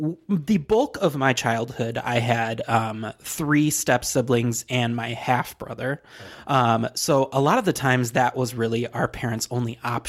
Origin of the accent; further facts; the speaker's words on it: Michigan, United States; accent: Michigan; Yay, my home state of Michigan